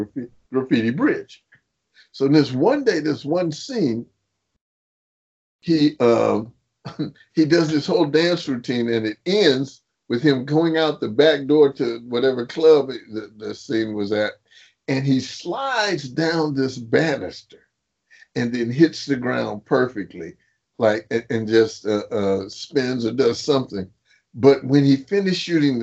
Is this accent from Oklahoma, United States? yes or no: no; Compton, California, United States; I'm from Compton